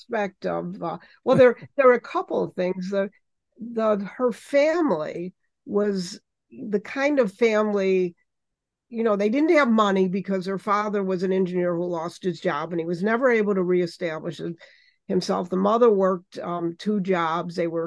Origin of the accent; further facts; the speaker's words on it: Chicago, Illinois, United States; I'm a Chicagoan born and bred